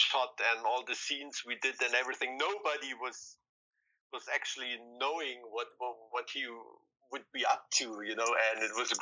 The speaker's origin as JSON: {"language": "English", "region": "East Germany", "country": "Germany", "tie": "born or raised there", "said": "we're from East Germany. We grew up behind the Iron Curtain"}